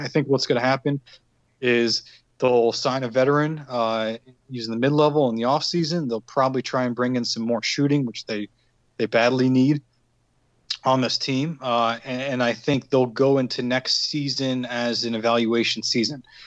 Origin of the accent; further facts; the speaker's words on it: outside Annapolis, Maryland, United States; I'm from Maryland. I grew up uh, outside Annapolis, which is uh, you know near Baltimore, D.C. in that uh, Maryland corridor there